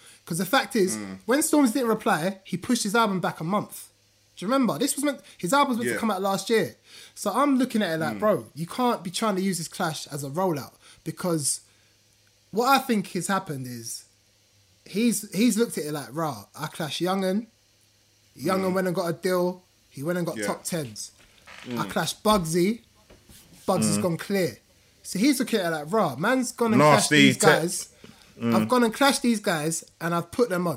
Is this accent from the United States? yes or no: no; Ghana; As a Ghanaian man